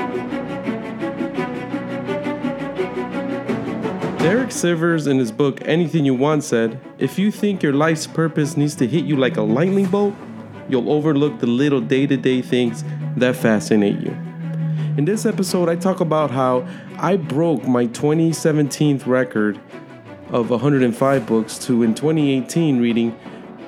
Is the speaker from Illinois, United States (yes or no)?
yes; Chicago, Illinois, United States; I was born and raised in Chicago, Illinois, an inner city kid